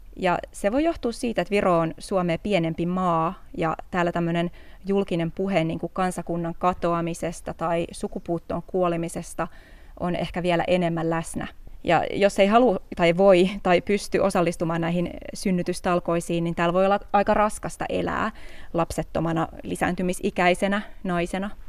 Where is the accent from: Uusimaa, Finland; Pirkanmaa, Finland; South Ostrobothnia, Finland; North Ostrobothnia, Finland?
Uusimaa, Finland; Helsinki; moved away as an adult; now in Tallinn, Estonia; mä oon Helsingistä kotosi